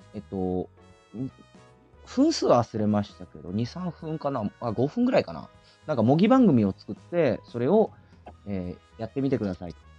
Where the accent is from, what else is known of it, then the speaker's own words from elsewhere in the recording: Fukuoka, Japan; accent: Hakata; moved away as an adult; also born or lived in Aichi Prefecture; 出身は福岡県ですね